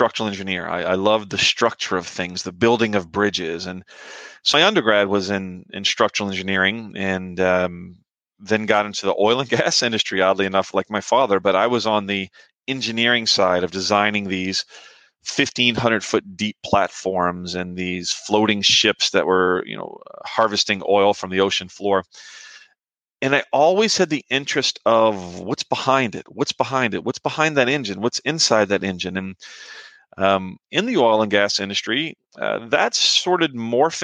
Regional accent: New Orleans, Louisiana, United States; moved away; I grew up in New Orleans

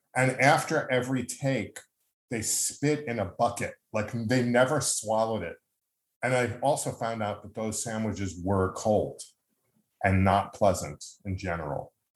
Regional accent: Long Island, New York, United States; As a kid growing up on Long Island, there was something called the Westbury Music Fair

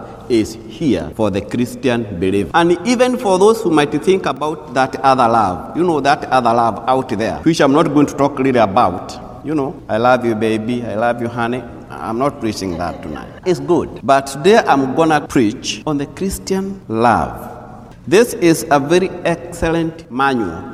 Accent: Kenya; moved away; I'm a native from Kenya

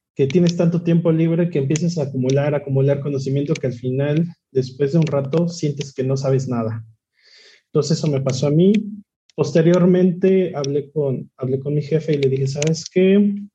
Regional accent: Tlaxcala, Mexico; soy de Tlaxcala, tengo 28 años.

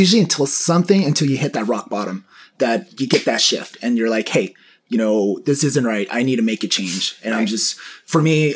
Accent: San Diego, California, United States; also born or lived in Mexico; I was raised here in San Diego practically all my life. I'm Mexican, got here when I was about two years old, been in the area since

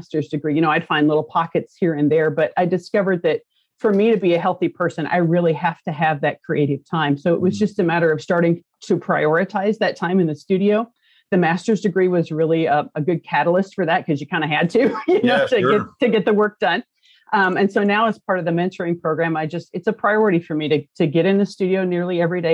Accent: Concordia, Kansas, United States; I'm from Concordia, Kansas, which for most people, you don't know where that's at. It's a very small rural town

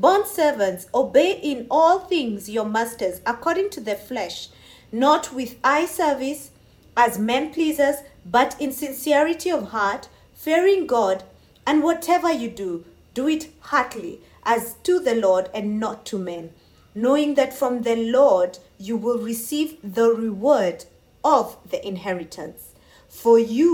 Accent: Kenya; I come from Kenya and I do take time to pray for my nation

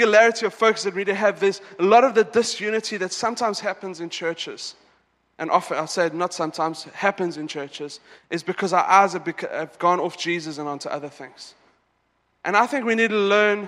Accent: South Africa; now in Dubai, United Arab Emirates; I'm South African

